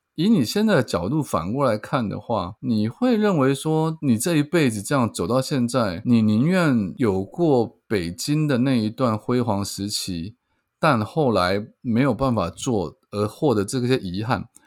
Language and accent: Chinese; Keelung, Taiwan; also born or lived in Taipei; 我住的地方是在基隆，我出生的地方在基隆，可是我一直在台北发展